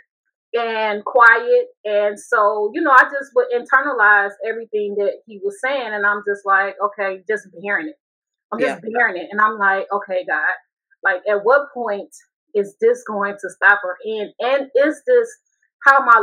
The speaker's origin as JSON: {"language": "English", "town": "Chicago", "region": "Illinois", "country": "United States", "also_born_or_lived": "Seattle, Washington", "moved": "as an adult", "said": "I got married at a very young age, and I'm from Chicago"}